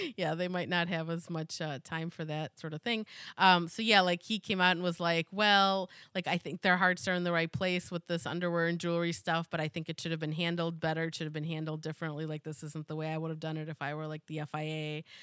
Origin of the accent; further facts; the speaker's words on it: United States; as an American